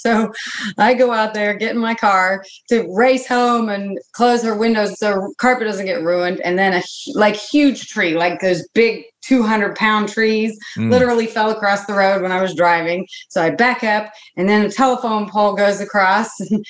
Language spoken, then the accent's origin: English; Dayton, Ohio, United States; but I grew up in Ohio and Wright Patt Air Force Base in Dayton. I spent all my time there as a child